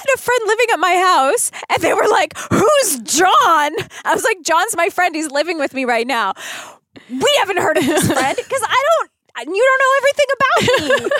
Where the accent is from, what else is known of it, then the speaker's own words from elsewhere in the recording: Canada; I'm Canadian.